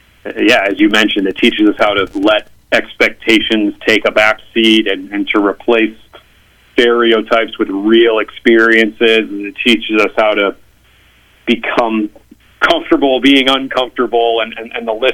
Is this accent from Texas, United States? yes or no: no; St. Louis, Missouri, United States; moved away as an adult; now in Washington, D.C., United States; I'm originally from Missouri, from St. Louis, but I live in Washington, D.C. now